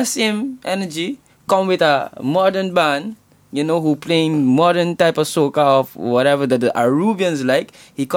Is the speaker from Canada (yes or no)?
no; Aruba; moved away as an adult; now in Netherlands; I was born in Aruba.